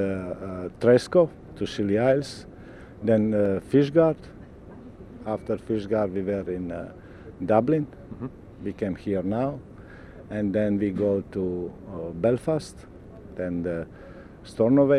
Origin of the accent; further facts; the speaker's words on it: Vela Luka, Dubrovnik-Neretva County, Croatia; I'm coming from Croatia, from one small island named Korčula. My hometown name is Vela Luka, so I'm islander too.